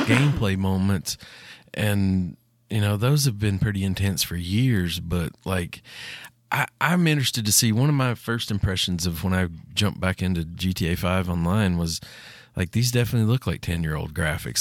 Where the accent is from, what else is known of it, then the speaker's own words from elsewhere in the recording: United States; my hometown or any town in Tennessee or Kentucky